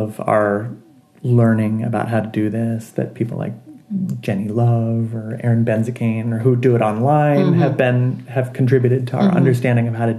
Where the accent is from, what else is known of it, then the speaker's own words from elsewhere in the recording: the West, United States; moved away; I grew up out west, and I did not experience fireflies before I was an adult